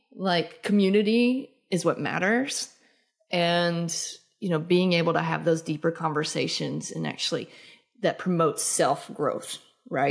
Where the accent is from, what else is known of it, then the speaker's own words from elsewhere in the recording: the South, United States; growing up in the South